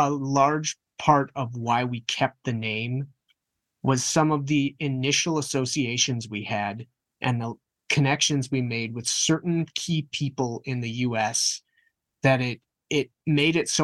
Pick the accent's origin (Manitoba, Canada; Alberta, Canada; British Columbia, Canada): Manitoba, Canada; Winnipeg; we're from Winnipeg